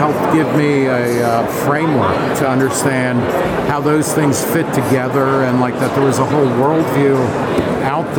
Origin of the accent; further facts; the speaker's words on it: New Jersey, United States; also born or lived in Brooklyn, New York; I grew up in New Jersey. I was born in Brooklyn. I grew up in New Jersey